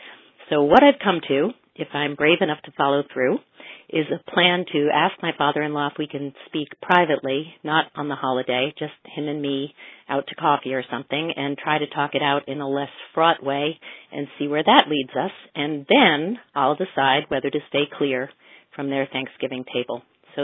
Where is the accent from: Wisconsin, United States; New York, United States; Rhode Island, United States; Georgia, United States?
Rhode Island, United States; Providence; I'm from Providence, Rhode Island.